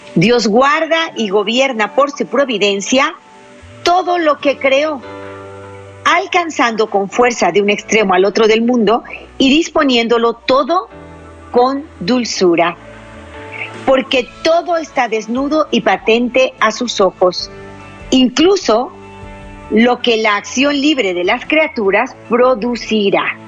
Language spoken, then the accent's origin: Spanish; La Paz, Baja California Sur, Mexico; now in Jalisco, Mexico; La Paz, Baja California, el pequeño pueblito donde yo nací